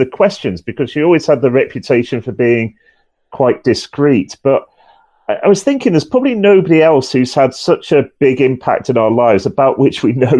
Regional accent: England, United Kingdom; accent: northern; honest, I have actually been down south about three quarters of my life, but I'm desperately clinging on to my northern accent.

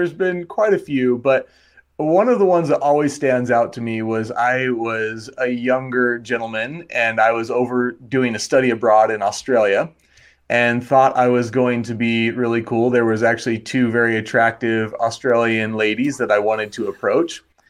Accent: Wyoming, United States; I would say Wyoming is probably what I would say is my original place.

